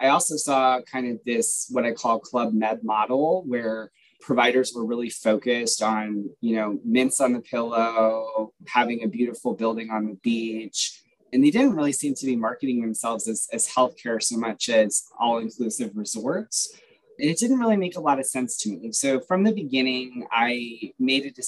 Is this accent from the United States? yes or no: yes; Boston, Massachusetts, United States; also born or lived in Louisville, Kentucky, United States; I grew up in Louisville, Kentucky. When I was nine, I had to move in with my father in Boston